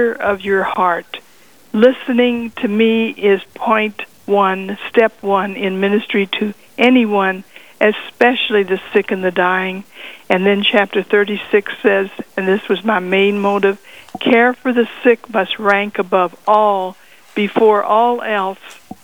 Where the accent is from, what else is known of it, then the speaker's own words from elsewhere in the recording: Louisville, Kentucky, United States; I was born in Louisville, Kentucky in 1935.